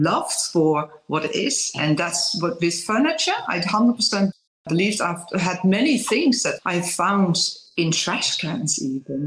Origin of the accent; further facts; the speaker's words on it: Netherlands; English is a second language; moved away; I'm raised in Holland, but lived for many years already in English-speaking countries. So I know where my accent is coming from